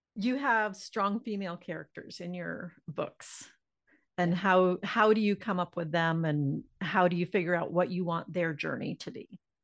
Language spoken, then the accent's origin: English; Florida, United States; also born or lived in DeLand; I'm down in Florida